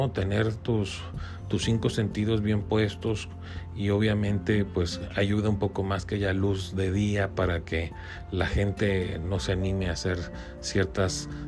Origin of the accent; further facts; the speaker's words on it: Mexico; yo como mexicano puedo